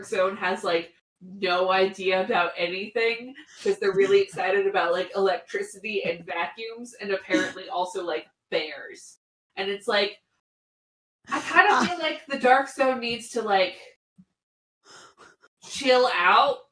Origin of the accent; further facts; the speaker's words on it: Pacific Northwest, United States; I grew up in the Pacific Northwest